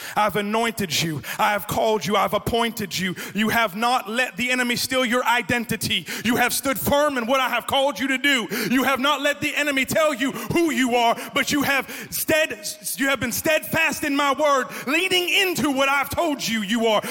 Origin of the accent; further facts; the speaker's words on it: Florida, United States; accent: New Jersey; also born or lived in New Jersey; I grew up in Florida near the beach.